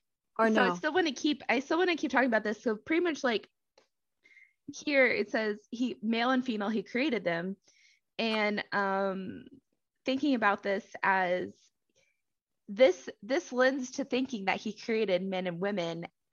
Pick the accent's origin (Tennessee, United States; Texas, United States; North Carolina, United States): Texas, United States; where I grew up in Southeast Texas is that we have tons of oleander plants.